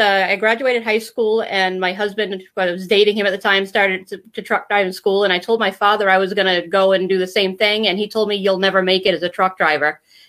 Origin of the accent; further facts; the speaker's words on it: Maine, United States; moved away as an adult; now in Vermont, United States; I'm originally from Maine. I was born and raised in Maine. I moved to Vermont 5 years ago.